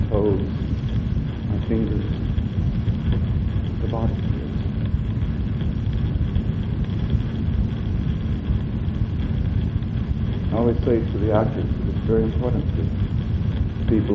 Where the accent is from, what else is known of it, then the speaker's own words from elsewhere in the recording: Texas, United States; now in New York, United States; I was born in Texas.